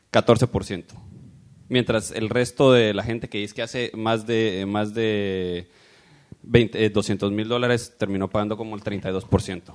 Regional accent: Guatemala; now in United States; yo vengo de Guatemala

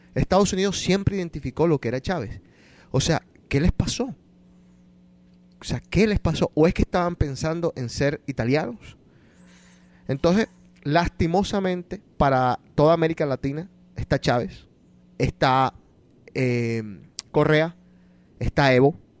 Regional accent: Colombia; yo nací en Colombia y soy colombiano

